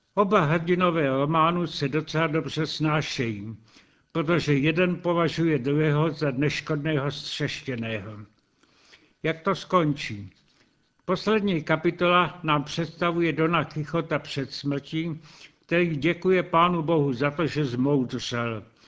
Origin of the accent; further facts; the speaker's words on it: Czechia